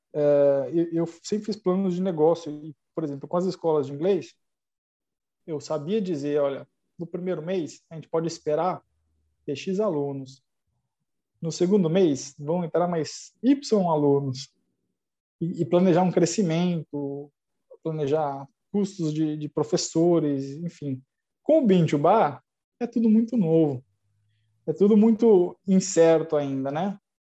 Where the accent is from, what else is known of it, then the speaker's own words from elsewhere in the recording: São Paulo, Brazil; eu sou de São Paulo